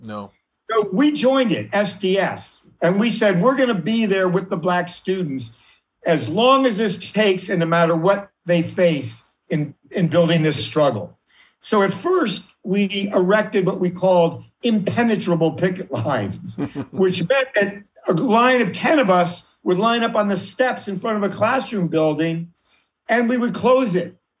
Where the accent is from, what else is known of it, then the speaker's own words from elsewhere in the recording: Washington, District of Columbia, United States; I grew up in Washington, D.C. Uh, in the 50s